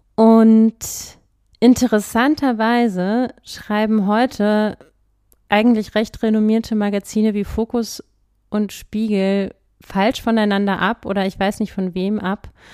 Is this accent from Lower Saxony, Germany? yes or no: no; Berlin, Germany; Ich bin ja in Berlin aufgewachsen